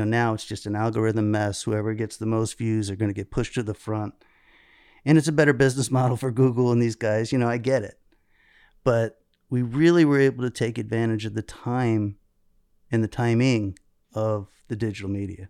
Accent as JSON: {"language": "English", "region": "South Florida", "country": "United States", "tie": "born or raised there", "said": "I grew up in South Florida"}